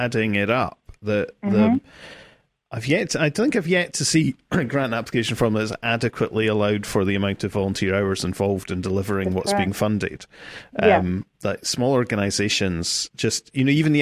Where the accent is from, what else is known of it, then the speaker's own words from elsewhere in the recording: Scotland, United Kingdom; moved away; I'm from Scotland